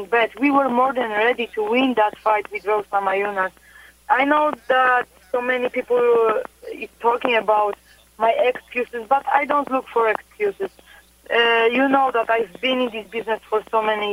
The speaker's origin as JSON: {"language": "English", "country": "Poland", "tie": "born or raised there", "also_born_or_lived": "Florida", "moved": "as an adult"}